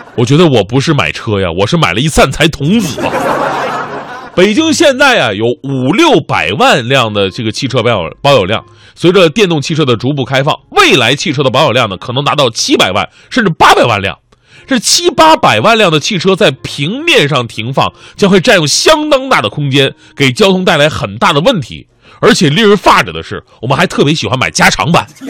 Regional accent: Changchun, Jilin, China; now in Beijing, China; 于是我特别好奇，想知道我的家乡是什么。特意在百度上搜索“长春精神”

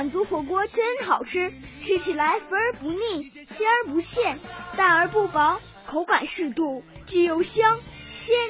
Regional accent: Jilin City, Jilin, China; 我们以小主人的身份，真诚的向全国的小朋友们发出邀请，请到我的家乡江城吉林市来做客，

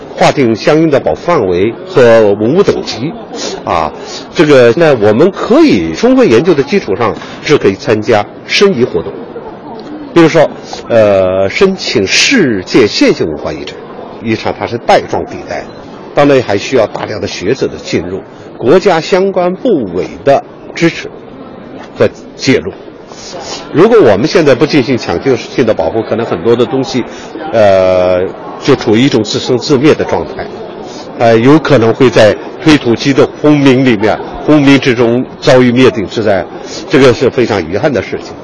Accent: China; 我们中国人

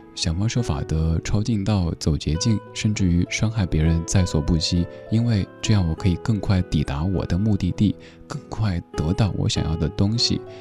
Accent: China; 我们中国人

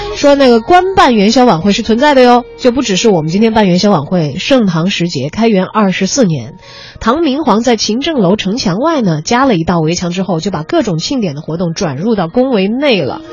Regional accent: China; 我们中国人

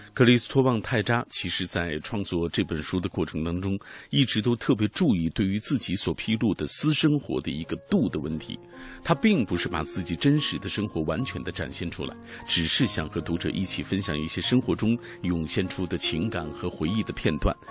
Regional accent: China; 我们中国人表达爱的这种方式

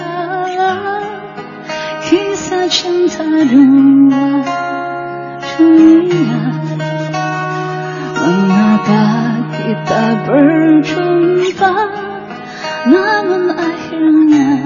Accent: Malaysia; ，高兴在这里跟大家见面。

